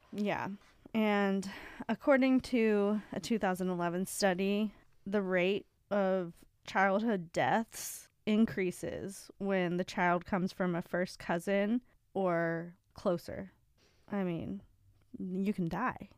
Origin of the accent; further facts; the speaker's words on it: Ohio, United States; moved away; I remember in Ohio when I was a hostess